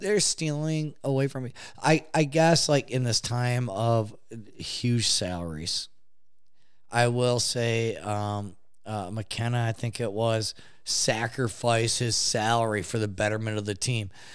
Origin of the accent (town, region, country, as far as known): Detroit, Michigan, United States; born or raised there